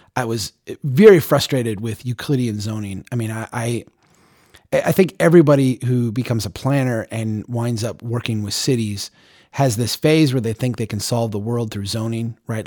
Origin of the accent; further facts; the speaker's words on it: United States; being an American who had never been out of the country